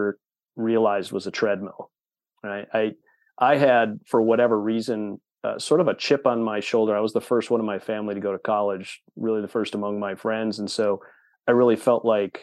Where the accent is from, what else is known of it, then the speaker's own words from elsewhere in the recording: Wisconsin, United States; born and raised in Wisconsin. I am a lifelong Wisconsinite